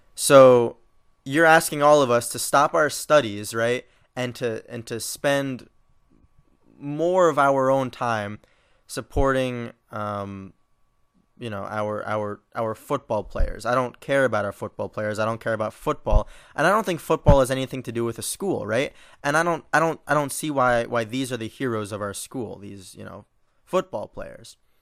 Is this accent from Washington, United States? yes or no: no; New York, United States; moved away; I'm from New York